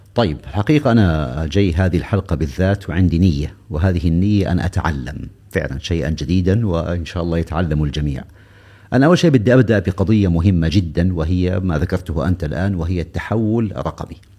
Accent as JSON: {"language": "Arabic", "country": "Saudi Arabia", "said": "أنا كسعودي"}